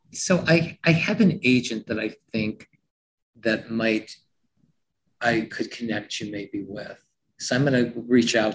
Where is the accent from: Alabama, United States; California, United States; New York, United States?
New York, United States; I came from New York. I thought, wow, this is crazy.